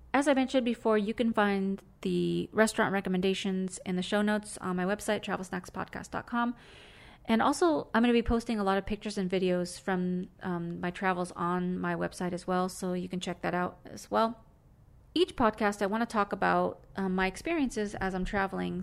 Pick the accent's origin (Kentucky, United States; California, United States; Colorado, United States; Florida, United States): California, United States